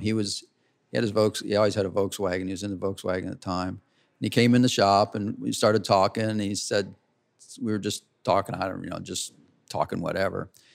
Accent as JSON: {"language": "English", "town": "Cocoa Beach", "region": "Florida", "country": "United States", "tie": "born or raised there", "moved": "yes", "lives_now": "Buxton, United States", "said": "I grew up in Cocoa Beach, uh, Cocoa Beach, Florida"}